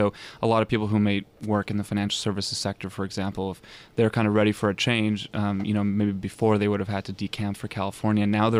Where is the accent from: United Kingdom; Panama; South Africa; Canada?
Canada; Toronto, Ontario; now in New York, United States